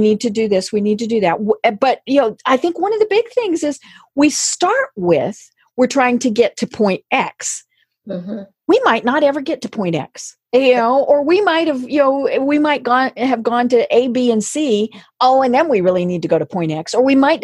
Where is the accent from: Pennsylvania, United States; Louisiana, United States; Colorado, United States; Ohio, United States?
Colorado, United States; now in Atlanta, United States; I'm from Colorado